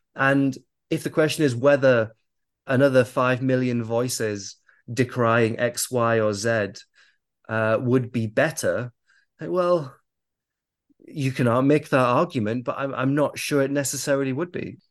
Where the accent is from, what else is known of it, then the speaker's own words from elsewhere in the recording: United Kingdom; I am raised in the West. I am I'm British